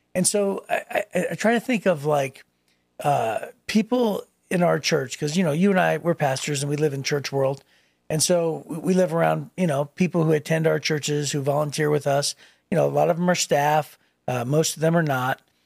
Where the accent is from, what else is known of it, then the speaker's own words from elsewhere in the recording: Youngstown, Ohio, United States; moved away; in my hometown